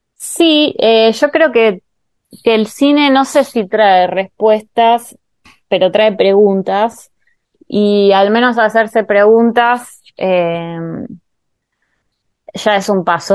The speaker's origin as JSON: {"language": "Spanish", "country": "Argentina", "said": "me identifico claramente como argentina y latinoamericana"}